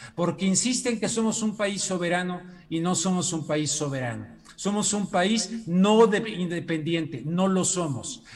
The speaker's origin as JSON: {"language": "Spanish", "country": "Mexico", "said": "como mexicano"}